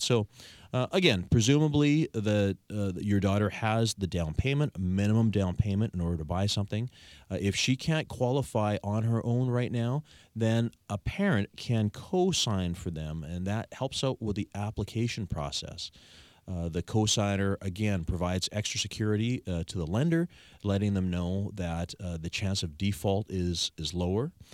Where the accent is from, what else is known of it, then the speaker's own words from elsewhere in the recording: Victoria, British Columbia, Canada; I was born and raised in Greater Victoria. I've never left